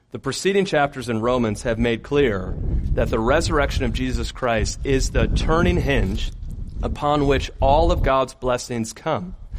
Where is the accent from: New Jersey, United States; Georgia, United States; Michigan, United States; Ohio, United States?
Michigan, United States; moved away; growing up in Michigan